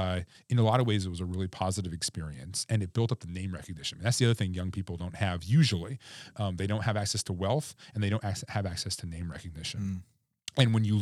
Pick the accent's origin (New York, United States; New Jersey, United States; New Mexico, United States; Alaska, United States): Alaska, United States; Cordova; like I'd never been to Unalaska Dutch Harbor. I'd never been to Kotzebue, you know, growing up in Cordova.